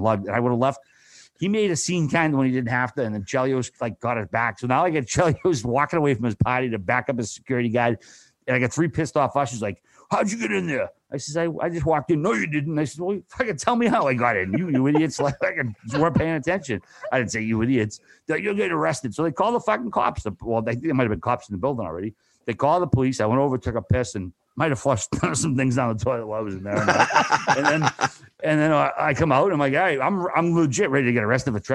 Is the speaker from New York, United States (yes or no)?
no; Boston, Massachusetts, United States; I'm from Boston